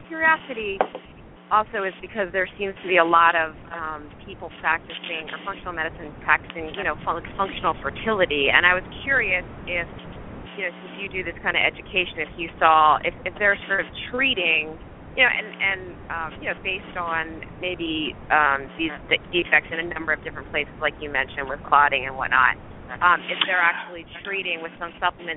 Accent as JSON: {"language": "English", "town": "Havertown", "region": "Pennsylvania", "country": "United States", "tie": "born or raised there", "lives_now": "Philadelphia, United States", "said": "I grew up in Havertown. Live in Philadelphia now."}